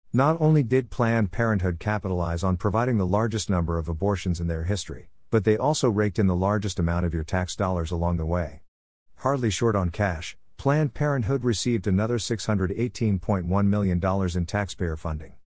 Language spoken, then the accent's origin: English; Palacios, Texas, United States; I deeply respect Catholics around whom I was raised in South Texas. In my hometown of Palacios